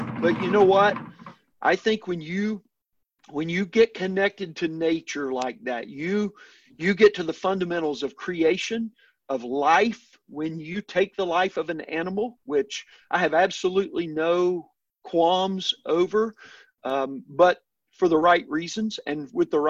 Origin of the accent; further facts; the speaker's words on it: El Dorado, Arkansas, United States; moved away; I grew up in South Arkansas, a small town, El Dorado, just north of the Louisiana border